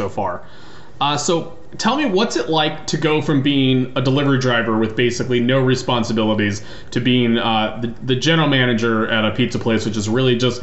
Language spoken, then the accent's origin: English; St. Louis, Missouri, United States; born or raised there